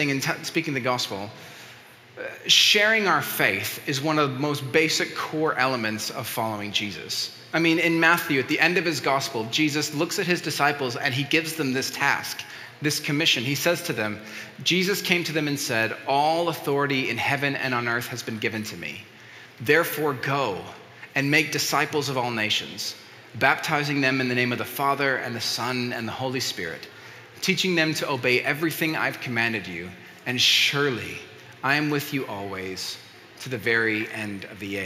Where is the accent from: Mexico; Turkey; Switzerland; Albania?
Mexico; first language Spanish; English is a second language; moved away; as a Mexican, I grew up in Mexico, and so I grew up speaking Spanish